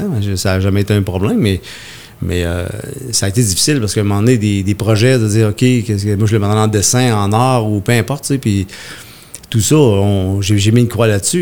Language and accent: French; Haute-Mauricie, Quebec, Canada; je viens de la Haute-Mauricie